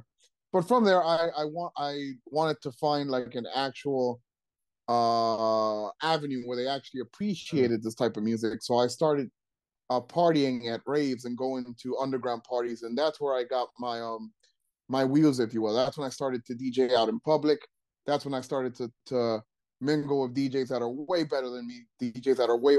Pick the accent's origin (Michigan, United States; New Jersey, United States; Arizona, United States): New Jersey, United States; Trenton; I grew up in Trenton